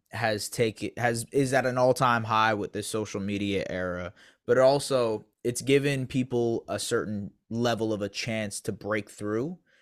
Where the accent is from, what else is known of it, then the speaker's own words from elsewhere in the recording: Canada; I'm not saying that just as a Canadian